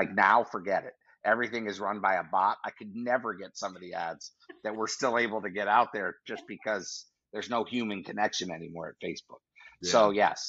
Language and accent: English; New York, United States; I'm from New York